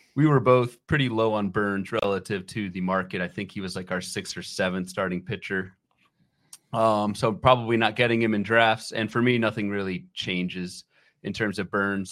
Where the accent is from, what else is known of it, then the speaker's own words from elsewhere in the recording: Northern Virginia, United States; when I was growing up in the Northern Virginia area